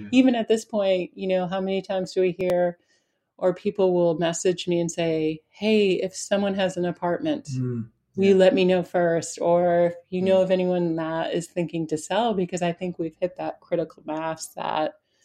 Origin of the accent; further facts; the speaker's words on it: Spofford, New Hampshire, United States; I grew up in Spofford, New Hampshire